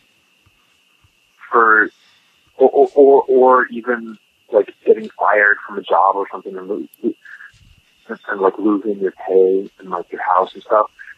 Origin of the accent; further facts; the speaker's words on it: Canada; I'm Canadian